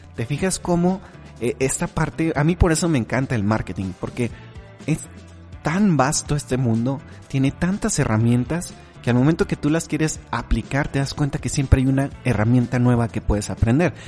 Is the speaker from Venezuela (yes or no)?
no; Mexico; como decimos aquí en México